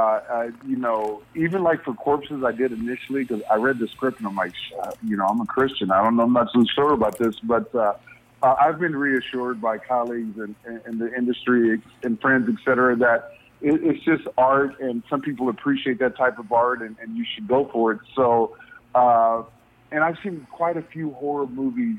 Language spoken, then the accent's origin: English; Indiana, United States; I was raised in Indiana